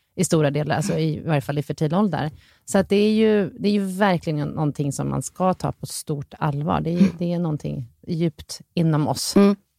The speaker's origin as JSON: {"language": "Swedish", "country": "Sweden", "said": "man räknar som svensk, född i Sverige här"}